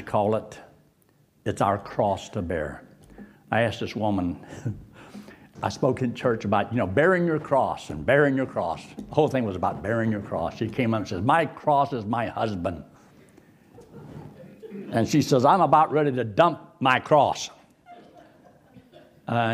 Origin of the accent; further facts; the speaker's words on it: Rimersburg, Pennsylvania, United States; moved away; also born or lived in Athens, Georgia; my parent told me I was in Reimersburg, Pennsylvania